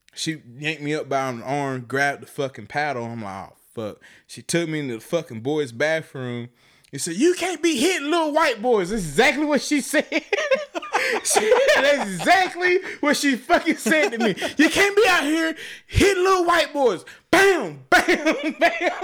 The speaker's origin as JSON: {"language": "English", "town": "Chattanooga", "region": "Tennessee", "country": "United States", "tie": "born or raised there", "moved": "yes", "said": "I grew up in Chattanooga, Tennessee"}